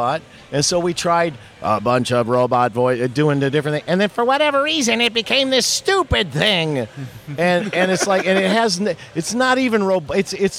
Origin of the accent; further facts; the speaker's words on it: the South, United States; growing up in the South